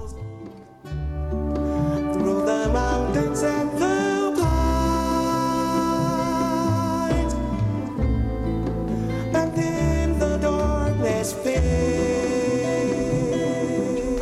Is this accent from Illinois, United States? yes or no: yes; Chicago, Illinois, United States; born or raised there